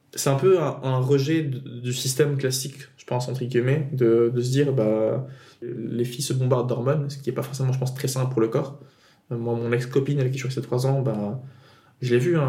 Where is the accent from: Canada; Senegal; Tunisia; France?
Tunisia; moi, je viens de Tunisie. Euh, du coup, j'ai grandi en Tunisie